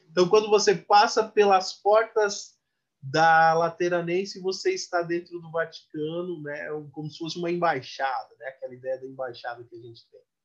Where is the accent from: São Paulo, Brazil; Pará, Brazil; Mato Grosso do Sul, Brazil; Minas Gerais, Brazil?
São Paulo, Brazil; first language Portuguese; eu sou da periferia de São Paulo